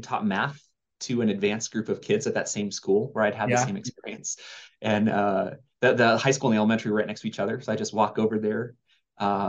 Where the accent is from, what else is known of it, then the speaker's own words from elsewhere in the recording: Hillsboro, Oregon, United States; moved away; also born or lived in Utah; I grew up in Hillsboro, Oregon, lots of Intel fabs all around